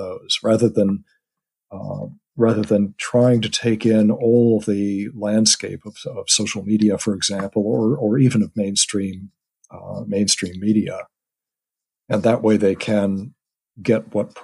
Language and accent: English; United States; moved away; My family is, as you can tell from my accent, over in the U.S.